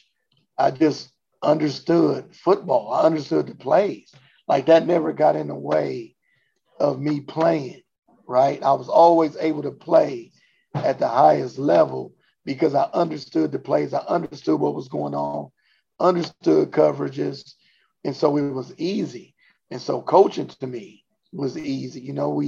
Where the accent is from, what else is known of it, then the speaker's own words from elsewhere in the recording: Compton, California, United States; now in Omaha, United States; in Compton, our rival, where I grew up at, our rival neighborhood is directly across the street off of Compton Boulevard